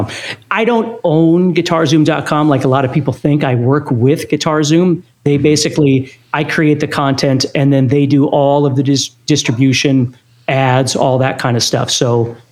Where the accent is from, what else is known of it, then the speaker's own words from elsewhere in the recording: Fargo, North Dakota, United States; I grew up in Fargo, North Dakota